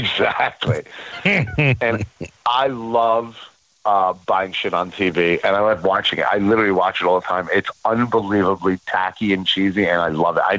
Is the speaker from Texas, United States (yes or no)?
no; New York, United States; I'm a New Yorker, but I had to root for Philly.